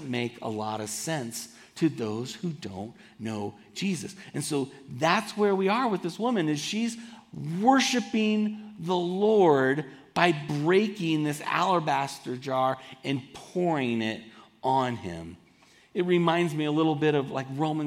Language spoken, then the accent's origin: English; Southern California, United States; moved away as an adult; also born or lived in Boulder, Colorado; I grew up in Southern California, and I moved to this incredible conservative town called Boulder, Colorado, to go to college